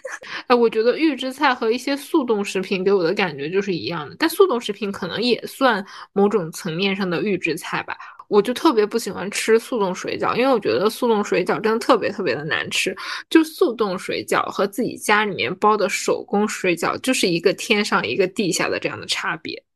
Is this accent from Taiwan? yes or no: no; Northeast China, China; now in Shanghai, China; 我是东北人嘛，我们家那边就是逢年过节，不管什么节，反正都可以有理由吃饺子